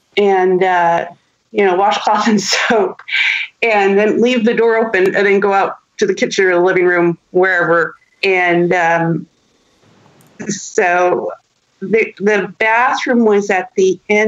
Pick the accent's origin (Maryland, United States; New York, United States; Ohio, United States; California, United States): California, United States; San Jose; I grew up in San Jose, which mm-hmm. is now Silicon Valley